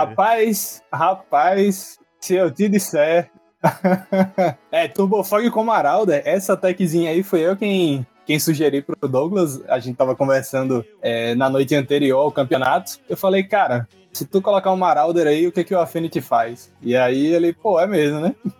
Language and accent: Portuguese; Natal, Rio Grande do Norte, Brazil; Sou de Natal, Rio Grande do Norte